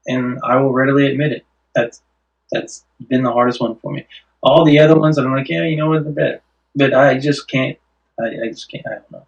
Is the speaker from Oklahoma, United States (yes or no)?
yes; Clinton, Oklahoma, United States; I was born in Clinton, Oklahoma